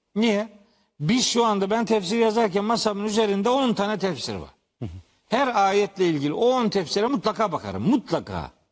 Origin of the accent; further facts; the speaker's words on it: Trabzon, Turkey; ben Trabzonluyum